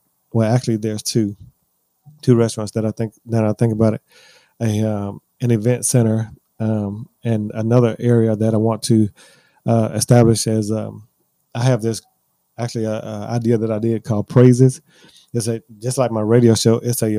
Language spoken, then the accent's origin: English; the South, United States; being that I'm from the South, we use a lot of pork